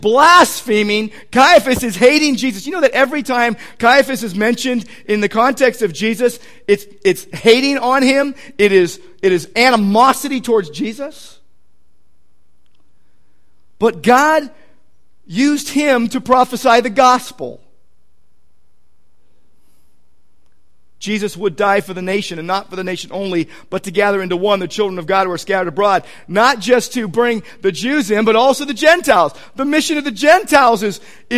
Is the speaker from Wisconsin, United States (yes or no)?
no; Southern California, United States; I'm from Southern California. So my accent gives me away